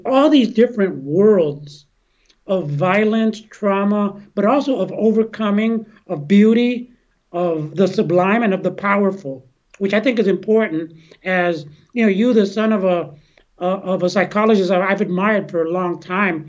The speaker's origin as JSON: {"language": "English", "town": "San Francisco", "region": "California", "country": "United States", "tie": "born or raised there", "said": "I grew up here in San Francisco"}